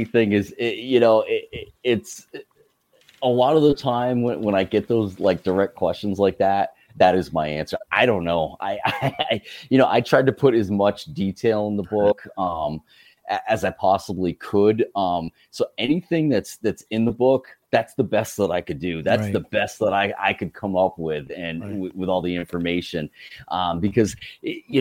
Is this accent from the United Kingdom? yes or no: no; United States; growing up on Lake Champlain